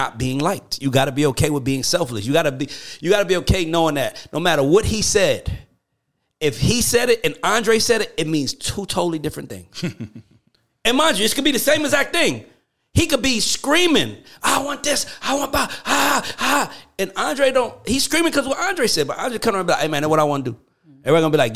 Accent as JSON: {"language": "English", "town": "Atlanta", "region": "Georgia", "country": "United States", "said": "I'm from Atlanta managing a group from the Virgin Islands."}